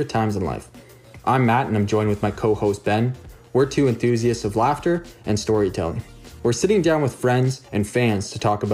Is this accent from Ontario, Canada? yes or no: yes; Parkhill, Ontario, Canada; moved away as an adult; also born or lived in London, Ontario; now in Gulf Islands, Canada; I'm originally from Park Hill, Ontario